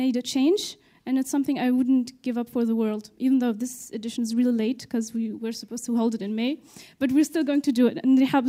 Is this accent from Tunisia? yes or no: yes; Tunisia; English is a second language; I'm from Tunisia.